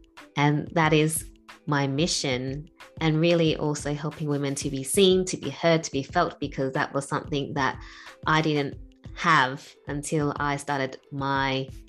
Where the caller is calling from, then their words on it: Perth, Western Australia, Australia; I am joining you from Perth in Australia, so very far away from where you are.